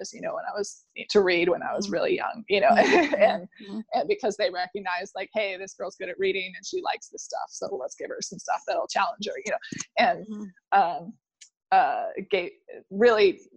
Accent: Indiana, United States; also born or lived in Chicago; I'm from Indiana

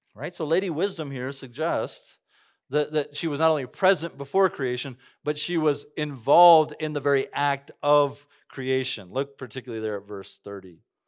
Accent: Cañon City, Colorado, United States; moved away; I grew up right next to the Royal Gorge, worked there all these years.

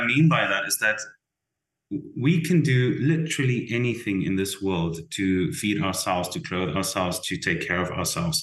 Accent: South Africa; moved away as an adult; as a South African

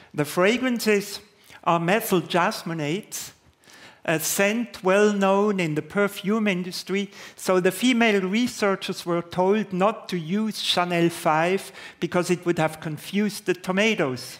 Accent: Basel, Basel-Stadt, Switzerland; in Basel, my hometown

